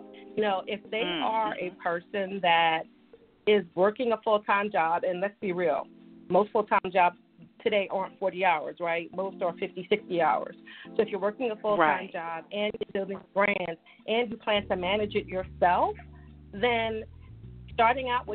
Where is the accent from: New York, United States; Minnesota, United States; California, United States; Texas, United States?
New York, United States; also born or lived in Virginia; I'm from New York, and we talk